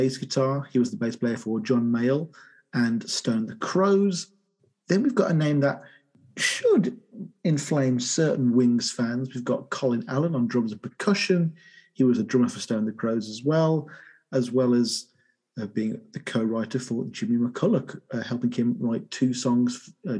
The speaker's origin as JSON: {"language": "English", "region": "England", "country": "United Kingdom", "said": "as an Englishman"}